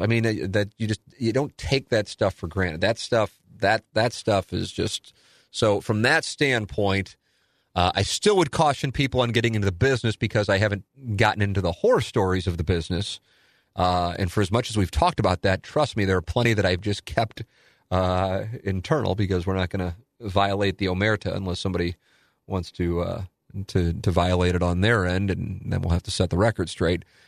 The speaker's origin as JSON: {"language": "English", "town": "St. Louis", "region": "Missouri", "country": "United States", "said": "I'm from South City"}